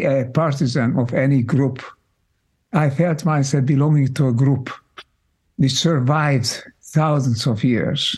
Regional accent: Budapest, Hungary; moved away; I grew up in Hungary, in Budapest

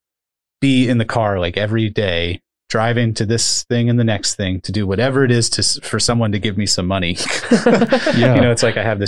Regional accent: Upper Bucks County, Pennsylvania, United States; also born or lived in Lehigh Valley; I grew up in Upper Bucks County

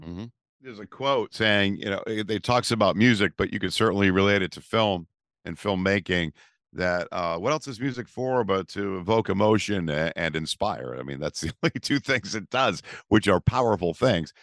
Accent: Massachusetts, United States; we're from Massachusetts

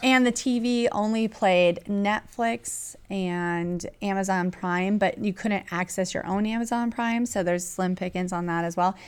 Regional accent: California, United States; moved away; I'm from California

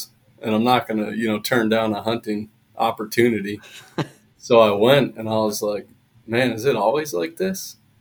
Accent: Pennsylvania, United States; now in Arizona, United States; Pennsylvania, originally

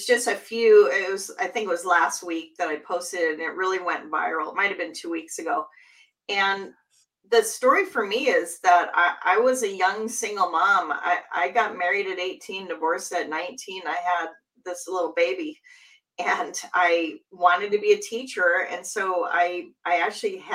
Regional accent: Seattle, Washington, United States; Seattle has a new team. That's my hometown

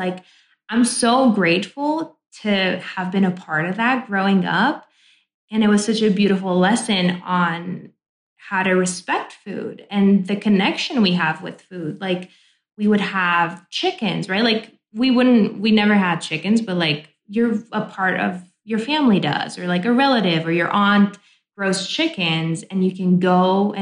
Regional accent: Oradea, Bihor County, Romania; English is a second language; moved away as an adult; now in United States; where I grew up in Oradea

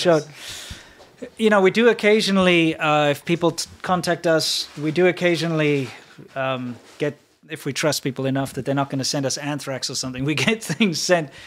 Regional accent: South Africa; me as a South African

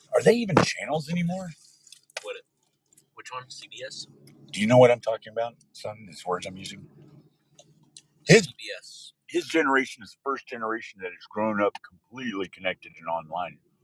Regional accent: Odessa, Texas, United States; now in California, United States; We were born and raised in West Texas, Odessa, Texas, actually

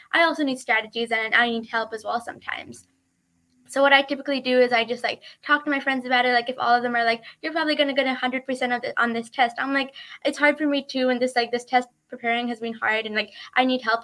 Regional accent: Woodinville, Washington, United States; I'm from Woodinville, Washington

